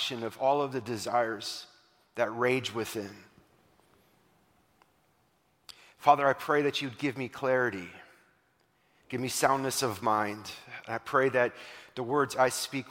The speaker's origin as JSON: {"language": "English", "region": "Wisconsin", "country": "United States", "said": "I'm from Wisconsin"}